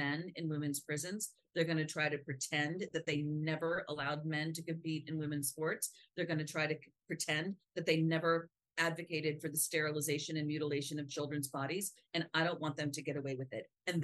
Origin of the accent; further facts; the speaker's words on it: United States; I'm just an American